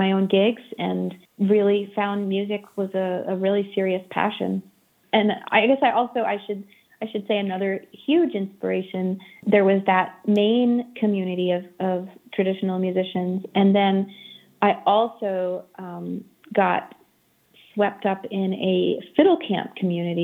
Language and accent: English; Maine, United States; I grew up in Maine